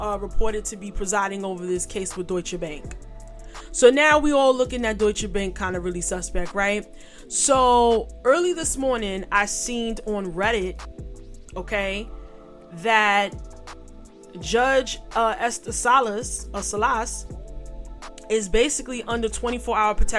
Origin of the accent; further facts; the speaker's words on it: New York City, New York, United States; also born or lived in Catskills, New York; I'm from New York City